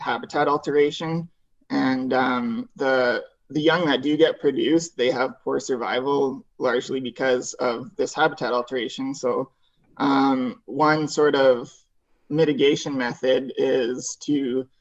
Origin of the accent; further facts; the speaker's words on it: Airdrie, Alberta, Canada; moved away as an adult; now in Prince George, Canada; So I grew up in Airdrie, Alberta, just north of Calgary.